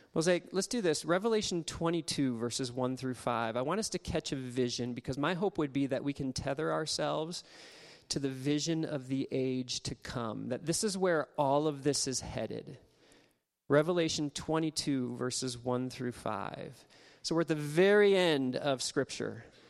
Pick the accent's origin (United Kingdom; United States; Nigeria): United States; Ohio; now in Nebraska, United States; I grew up in Ohio